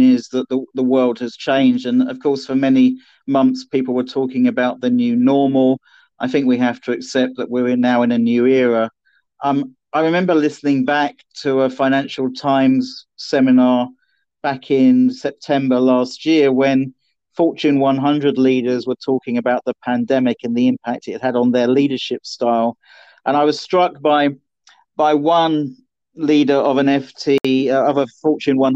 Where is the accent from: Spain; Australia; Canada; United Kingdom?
United Kingdom; Norfolk, East of England; also born or lived in just outside London; at the age of 9-10, I moved to Norfolk